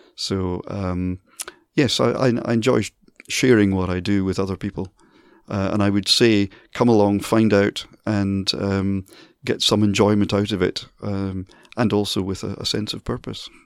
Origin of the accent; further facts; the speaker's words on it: Dundee, Scotland, United Kingdom; moved away as an adult; now in Manchester, United Kingdom; Dundee, my hometown